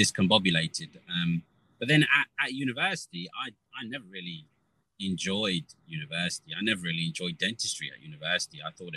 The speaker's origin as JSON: {"language": "English", "town": "Southend-on-Sea", "region": "East of England", "country": "United Kingdom", "tie": "born or raised there", "said": "I grew up in Southend-on-Sea, which is like a seaside town, which is now a city"}